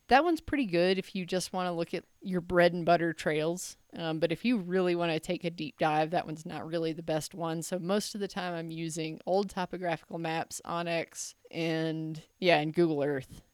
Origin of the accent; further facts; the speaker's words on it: Memphis, Tennessee, United States; I'm from Memphis